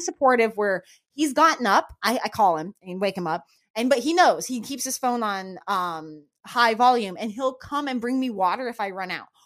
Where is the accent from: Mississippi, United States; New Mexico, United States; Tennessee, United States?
New Mexico, United States; moved away; also born or lived in Florida; I grew up in New Mexico, where that was a very, very common thing